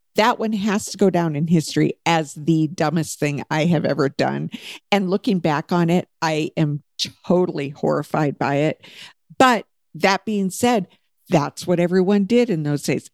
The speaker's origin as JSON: {"language": "English", "region": "Alaska", "country": "United States", "tie": "born or raised there", "said": "we all lived in Alaska when we were young, and then we moved away from Alaska."}